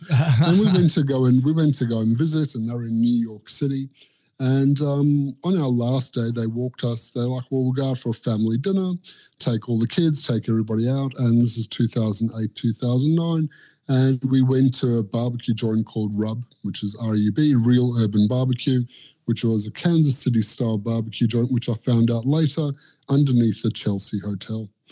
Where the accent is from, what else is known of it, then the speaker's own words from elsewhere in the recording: South Africa; now in Australia; growing up in South Africa and moving to Australia